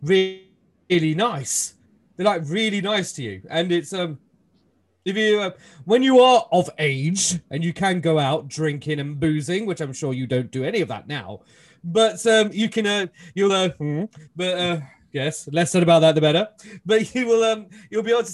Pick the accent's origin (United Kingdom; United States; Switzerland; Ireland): United Kingdom; Leicester, East Midlands; I'm from Leicester